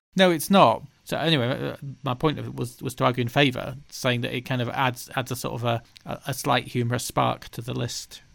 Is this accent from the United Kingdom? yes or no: yes; the north of England, United Kingdom; being Northern English people ourselves